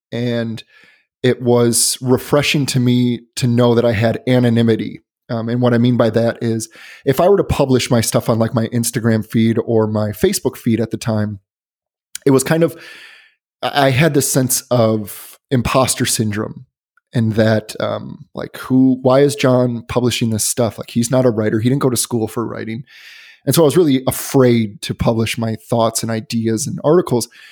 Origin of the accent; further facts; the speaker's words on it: Chicago, Illinois, United States; moved away; also born or lived in Boston; I'm originally from Chicago, but I lived in Boston for about four years